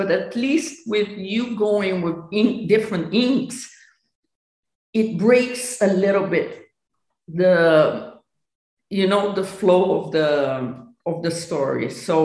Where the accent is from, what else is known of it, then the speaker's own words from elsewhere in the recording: Brazil; My Brazilian part, as I was born in Brazil